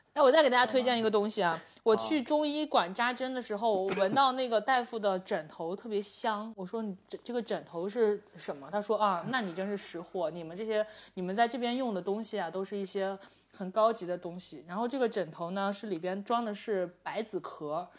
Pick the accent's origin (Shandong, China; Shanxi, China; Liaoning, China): Shandong, China; Jimo; moved away; 我们即墨，我，你去过我的家乡即墨对吧